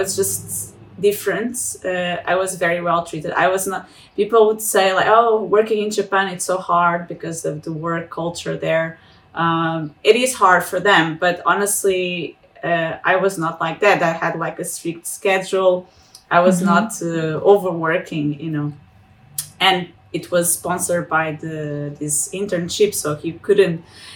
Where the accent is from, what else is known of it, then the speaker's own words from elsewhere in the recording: Portugal; moved away as an adult; also born or lived in Lisbon / Treviso, Italy; I'm from Portugal